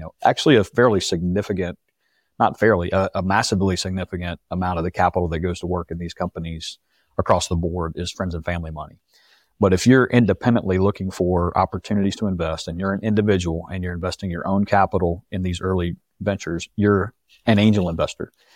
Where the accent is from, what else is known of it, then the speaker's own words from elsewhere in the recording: Rock Hill, South Carolina, United States; moved away as an adult; I grew up in Rock Hill, which is just south of Charlotte